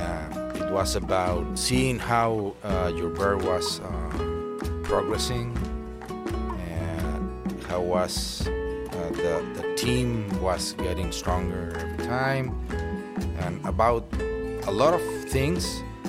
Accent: Monterrey, Nuevo León, Mexico; Yeah, I'm from Monterrey and I've been living here all my life.

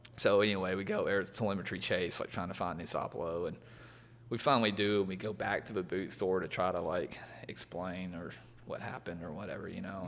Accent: Alabama, United States; growing up in Alabama

